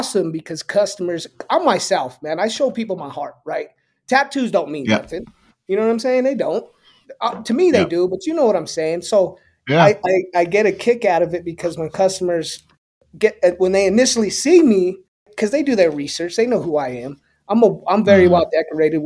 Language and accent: English; Southwest, United States; So culturally, I'm a Chicano, right? There's not many of us left, but for those of who know us, we are a special culture that is based in the Southwest and West Coast of this country.